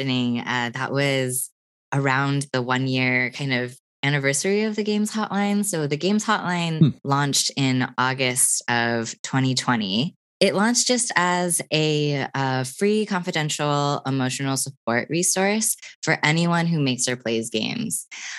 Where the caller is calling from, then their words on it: Austin, Texas, United States; I am here in Austin, Texas.